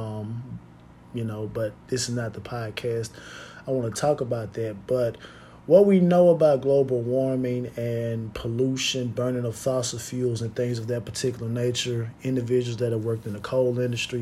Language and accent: English; United States; as American citizens